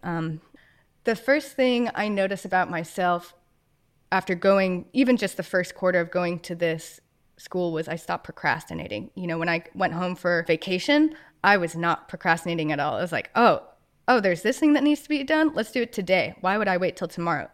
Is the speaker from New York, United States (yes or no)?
yes; Westchester, New York, United States; I grew up in New York, so just outside Westchester, New York, so just outside New York City